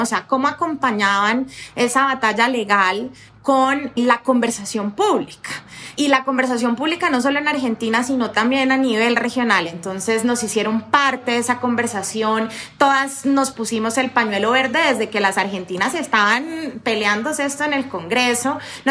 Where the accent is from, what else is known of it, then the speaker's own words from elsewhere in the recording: Colombia; las colombianas